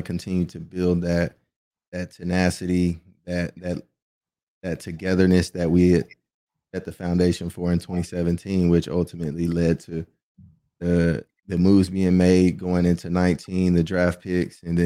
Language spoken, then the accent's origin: English; Texas, United States; growing up in Texas